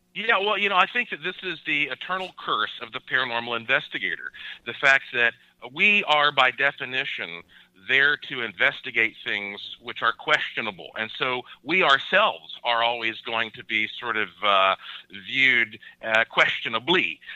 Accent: Asheville, North Carolina, United States; I was born and raised in Asheville, North Carolina, the heart of the oldest mountains in North America.

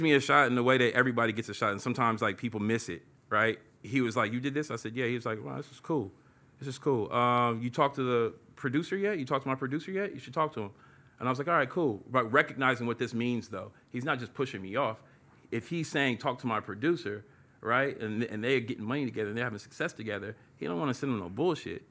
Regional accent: Oakland, California, United States; I came from East Oakland, you know what I'm saying, through and through, proud of it

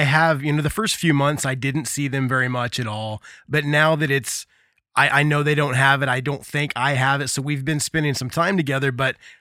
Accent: Indiana, United States; I grew up in Indiana, which is where I'm at right now, middle of the country

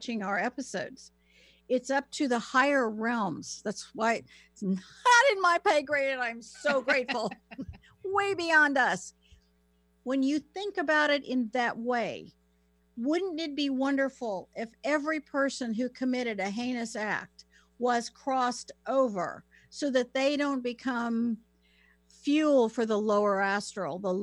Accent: North Carolina, United States; accent: Southern; moved away; I grew up in North Carolina. It's a beautiful place to grow up and to live. I just don't live there.

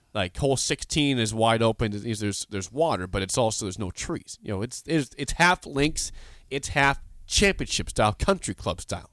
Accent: Beatrice, Nebraska, United States; my hometown, the Beatrice Country Club

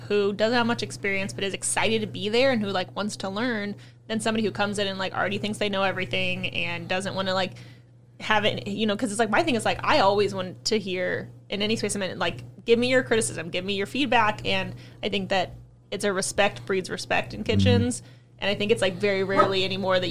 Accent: Louisville, Kentucky, United States; I'm from Louisville

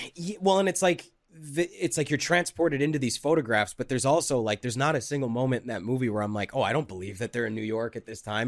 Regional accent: Calgary, Alberta, Canada; moved away as an adult; I grew up in Calgary

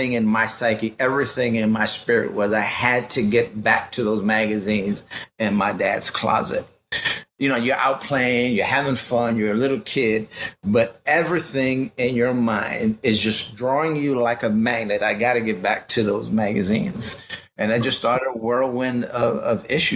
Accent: New York City, New York, United States; I grew up in the Bronx

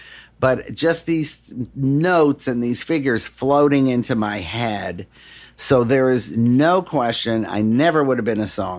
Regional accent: Detroit, Michigan, United States; Music in Detroit saved me. My mom passed away when I was pretty young.

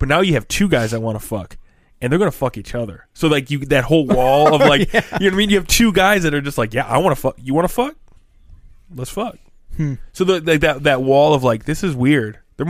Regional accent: the Thumb, Michigan, United States; especially like where we grew up in the Thumb

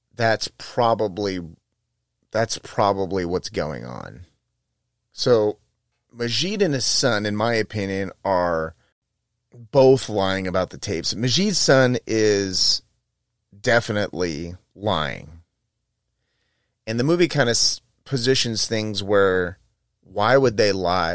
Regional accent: United States; I'm American

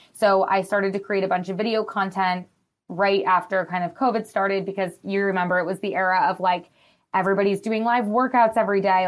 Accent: Madison, Wisconsin, United States; now in Los Angeles, United States; I'm from Wisconsin, from Madison, which is, like, a college town

